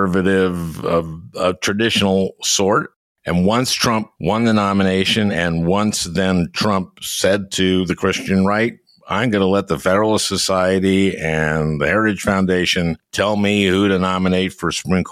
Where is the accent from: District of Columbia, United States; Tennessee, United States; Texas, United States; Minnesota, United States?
Minnesota, United States; I'm from Minnesota